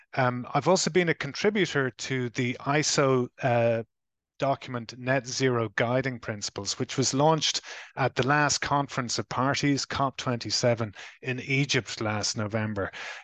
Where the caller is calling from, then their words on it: Ireland; I am dialing in from the Republic of Ireland on the other side of the Atlantic